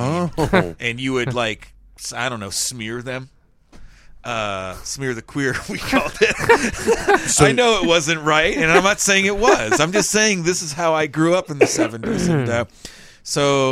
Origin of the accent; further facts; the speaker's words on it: the South, United States; I grew up here in the South, too.